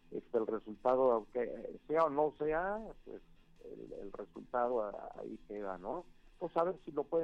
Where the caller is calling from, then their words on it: Toluca, State of Mexico, Mexico; Buenos días … de la ciudad de Toluca.